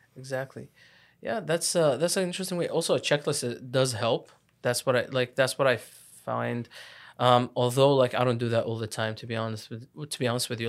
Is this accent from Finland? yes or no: no; Iraq; also born or lived in Lebanon; now in Ottawa, Canada; I'm from, I'm from Iraq. I lived in Lebanon too. So, like, I'm Iraqi Lebanese.